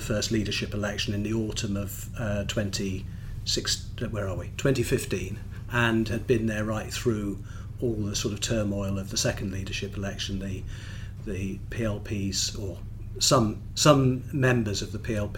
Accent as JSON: {"language": "English", "region": "London", "country": "United Kingdom", "tie": "born or raised there", "also_born_or_lived": "Sheffield", "moved": "as an adult", "lives_now": "South Wales, United Kingdom", "said": "I was brought up in London"}